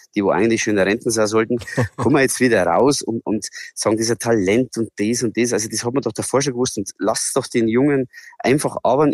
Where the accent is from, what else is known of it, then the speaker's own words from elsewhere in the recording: Bavaria, Germany; bei uns in Bayern